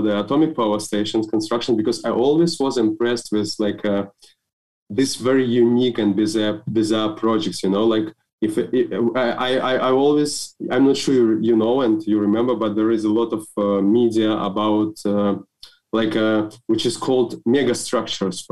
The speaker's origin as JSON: {"language": "English", "country": "Belarus", "said": "I'm from Belarus, so actually. And we have a quite interesting educational system."}